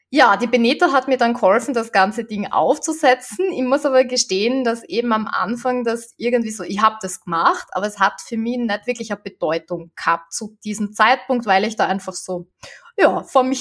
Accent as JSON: {"language": "German", "country": "Austria", "said": "also vor allem bei uns in Österreich ist das äh, System ja so"}